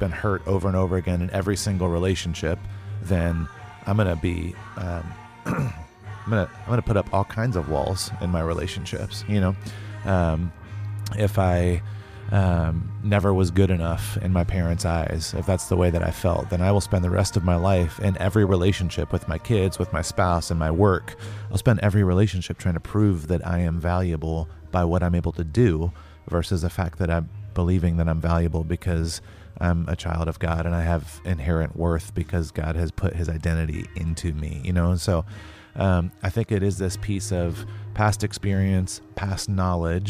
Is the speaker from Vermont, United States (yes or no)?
no; North Carolina, United States; I grew up in the South in North Carolina